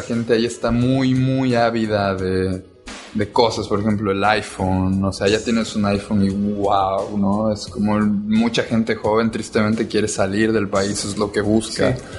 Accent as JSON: {"language": "Spanish", "town": "Cancún", "region": "Quintana Roo", "country": "Mexico", "tie": "born or raised there", "moved": "as an adult", "lives_now": "Cuba", "said": "Yo nací aquí en Cancún, pero me fui hace un par de meses"}